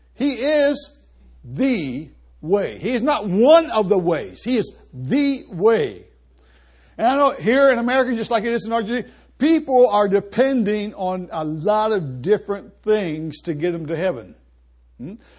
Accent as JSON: {"language": "English", "town": "Columbus", "region": "Ohio", "country": "United States", "tie": "born or raised there", "moved": "as an adult", "lives_now": "Argentina", "said": "I grew up in Columbus, right next door to a church."}